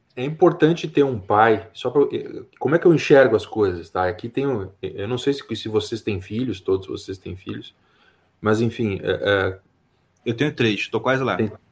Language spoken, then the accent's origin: Portuguese; Rio Grande do Sul, Brazil; also born or lived in Canela; sou do Rio Grande do Sul, e eu eh, estou morando em Canela